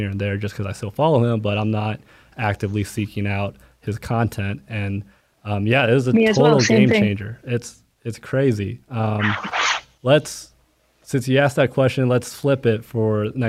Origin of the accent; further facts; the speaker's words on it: Dallas, Texas, United States; I'm from Dallas